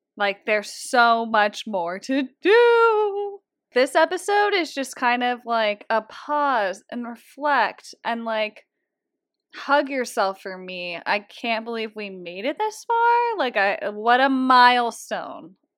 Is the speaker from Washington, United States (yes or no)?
yes; Seattle, Washington, United States; I'm also from Seattle.